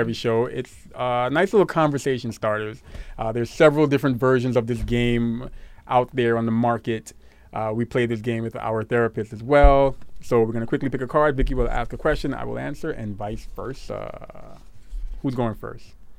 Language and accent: English; New York City, New York, United States; growing up in Brooklyn